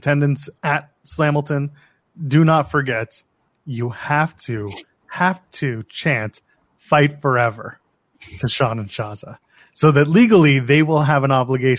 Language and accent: English; Canada